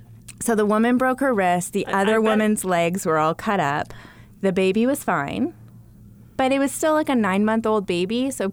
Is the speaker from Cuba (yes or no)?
no; Canada; moved away; I grew up in small town Canada.